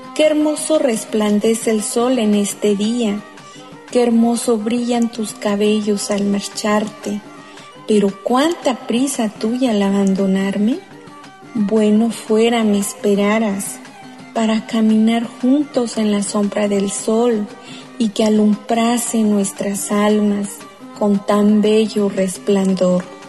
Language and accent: Spanish; Atlamajalcingo del Monte, Guerrero, Mexico; first language Mixtec (Tu'un Savi); Spanish is a second language; yo soy originaria de 5 del Monte Guerrero, región montaña. Como lo he expresado en mi lengua materna Tunzabi